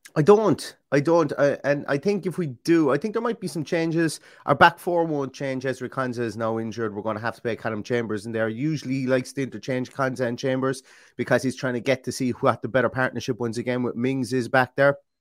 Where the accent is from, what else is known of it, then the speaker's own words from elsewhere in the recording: Ireland; I'm Irish